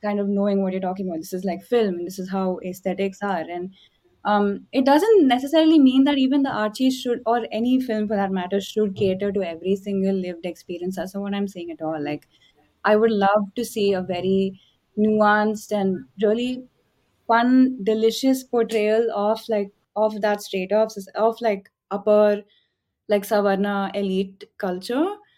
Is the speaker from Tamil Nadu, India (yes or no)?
yes; Chennai, Tamil Nadu, India; I grew up in Chennai